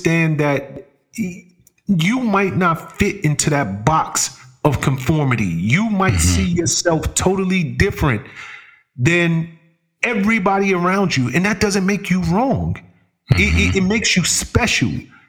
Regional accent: Bronx, New York, United States; hip hop mm-hmm. was it was born and bred in the South Bronx. So I came up in a borough that right. was birthing this new art form.

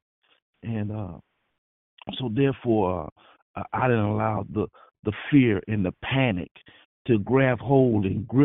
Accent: Florida, United States; now in California, United States; I'm from Florida, and we used to have hurricanes, and we still have hurricanes

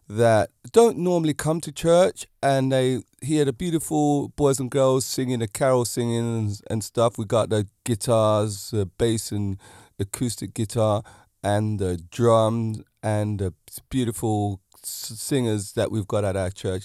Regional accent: England, United Kingdom; I'm an English person myself

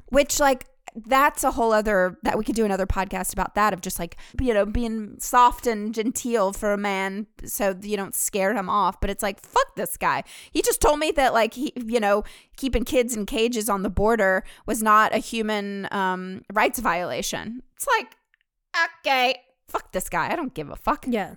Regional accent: the South, Southern United States, United States; accent: southern; now in New York City, United States; my southern accent

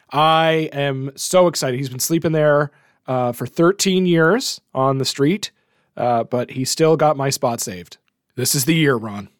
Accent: Canada; as a Canadian

